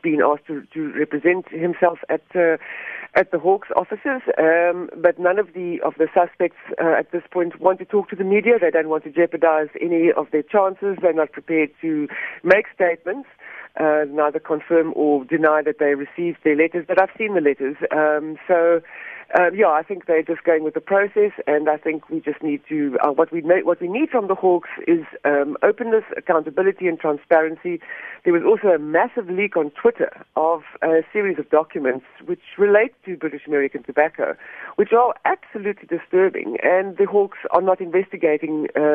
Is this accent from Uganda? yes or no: no; South Africa; We as the South African public, as the citizens of South Africa, of a free democratic country